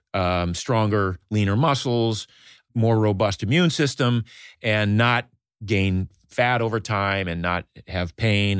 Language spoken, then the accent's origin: English; Maine, United States; I grew up in Maine in a small fishing village